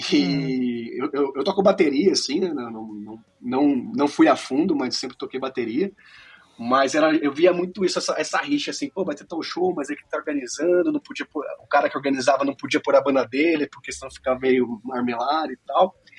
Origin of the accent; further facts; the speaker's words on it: Piracicaba, São Paulo, Brazil; moved away as an adult; now in Orlando, United States; cresci em Piracicaba. Atualmente eu moro em Orlando, na Flórida, né? mas eu morei em Piracicaba por 21 anos e já tô fora 12